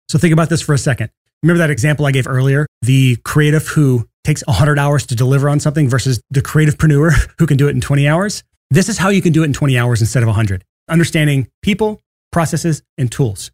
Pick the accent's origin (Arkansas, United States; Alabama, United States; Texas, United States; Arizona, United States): Alabama, United States; I'm from Alabama